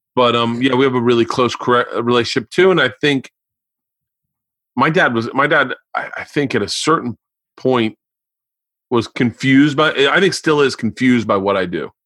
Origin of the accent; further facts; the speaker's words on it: Florida, United States; I grew up in Florida